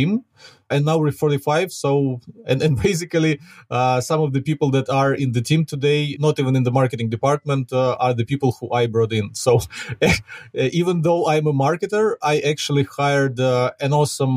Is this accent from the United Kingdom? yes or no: no; Ukraine; accent: Ukrainian; English is a second language; I'm a Ukrainian myself, as you can probably hear from my accent.